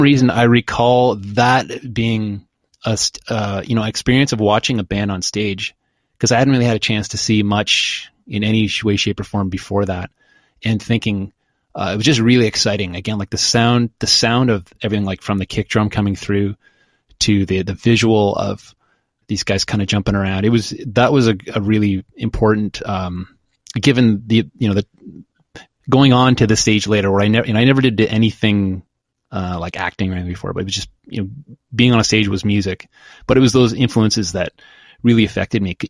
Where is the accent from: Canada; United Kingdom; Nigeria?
Canada; Oshawa, Ontario; also born or lived in Kingston, Ontario; I grew up in Oshawa, started the band in Kingston and stayed a few years after.